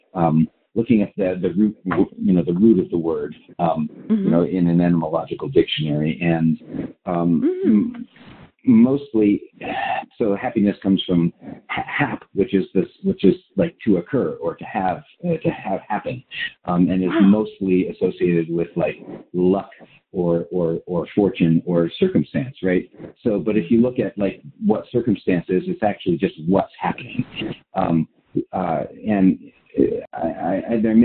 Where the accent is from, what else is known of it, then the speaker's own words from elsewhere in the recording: Colorado, United States; I grew up in Colorado in the mountains